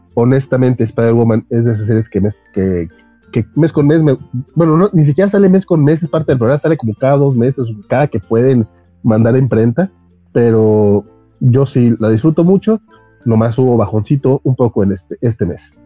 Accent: Mexico

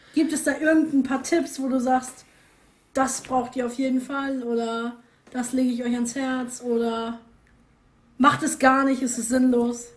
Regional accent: the North, Northern Germany, Germany; bei uns im Norden

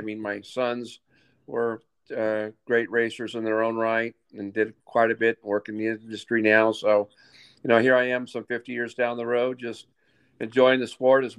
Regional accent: Las Vegas, Nevada, United States; I was born and raised in Las Vegas and out in Vegas Valley, Paradise Valley. Not much to do out there in the 60s and 70s growing up, but there was a lot of desert around there.

